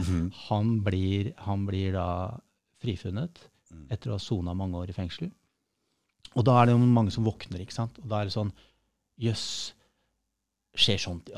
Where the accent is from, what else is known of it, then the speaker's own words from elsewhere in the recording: Oslo, Norway; also born or lived in Hamar; Jeg er født på Hamar, ja. eh, vokste opp på Stovner i Oslo